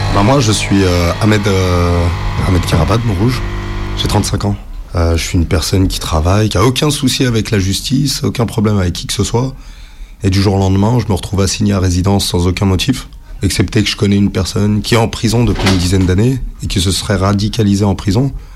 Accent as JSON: {"language": "French", "country": "France", "tie": "born or raised there", "said": "je suis né en France."}